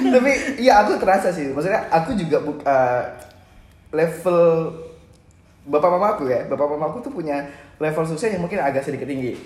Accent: Medan, North Sumatra, Indonesia; kita yang lahir dan besar di Di Medan, Medan

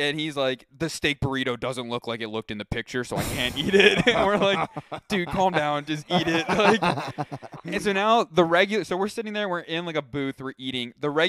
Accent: Philadelphia, Pennsylvania, United States; also born or lived in Cleveland; I did some time in Cleveland. I went there for school. So like I'm originally from this area, Philadelphia area.

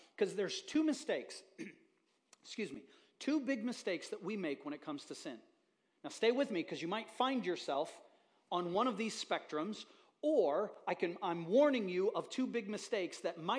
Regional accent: Haiti; So I'm a kid growing up in Haiti.

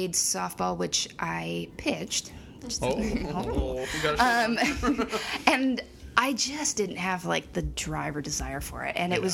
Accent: Jefferson, Oregon, United States; also born or lived in Salem, Oregon; So I grew up in Salem, moved to Jefferson.

